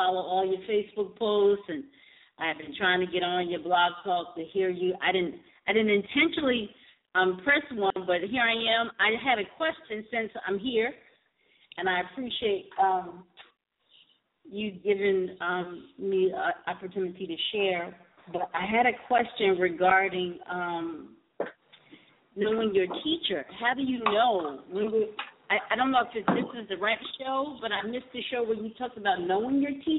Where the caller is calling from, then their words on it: Nicholasville, Kentucky, United States; I'm calling from Nicholasville, Kentucky.